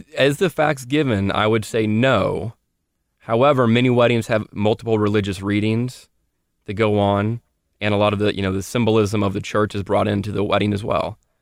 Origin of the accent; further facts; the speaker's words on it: Louisville, Kentucky, United States; It's where I am from